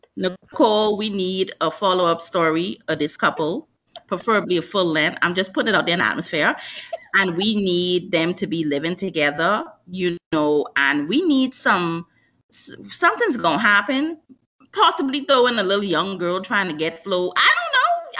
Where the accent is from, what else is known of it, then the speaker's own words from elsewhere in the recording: Bahamas; growing up in the Bahamas